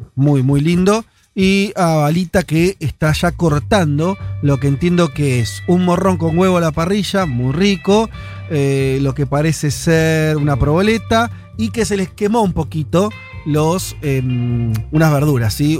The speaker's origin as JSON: {"language": "Spanish", "country": "Argentina"}